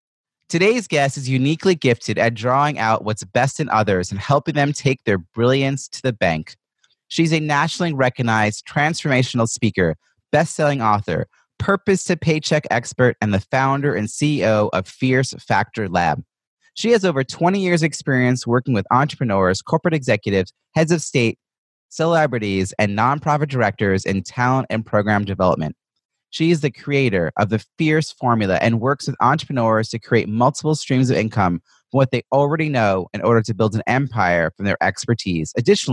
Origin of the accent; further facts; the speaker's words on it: United States; I'm an American writing about networking